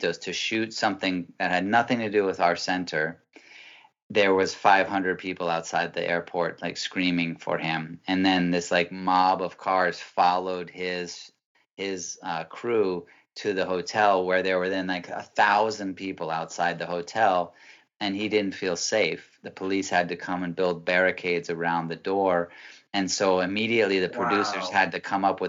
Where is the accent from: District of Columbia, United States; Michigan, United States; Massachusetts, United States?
Massachusetts, United States; moved away as an adult; also born or lived in Peru; I am 46 years old, man. And I'm originally from Massachusetts